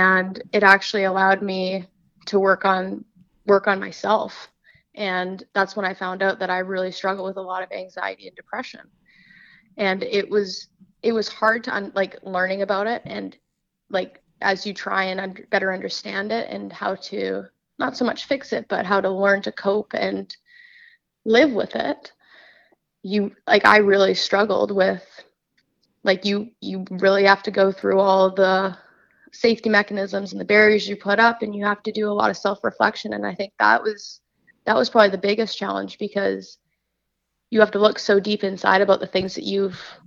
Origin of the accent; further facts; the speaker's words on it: Vancouver, British Columbia, Canada; also born or lived in Ohio; I'm from Vancouver, BC, up in Canada. So I've born and raised here, lived here all my life.